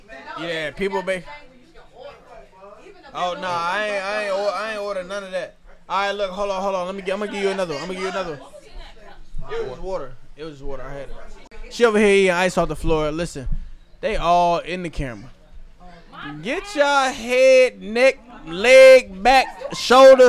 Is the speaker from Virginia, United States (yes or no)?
yes; Prospect, Virginia, United States; growing up in Prospect